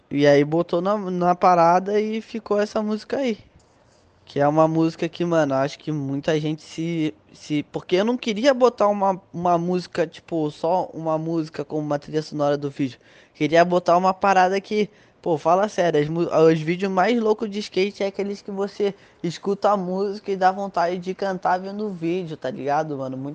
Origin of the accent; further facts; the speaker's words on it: Brazil; Querendo ou não, foda-se, mano, eu sou brasileiro, eu gosto pra caralho da nossa cultura, tá ligado?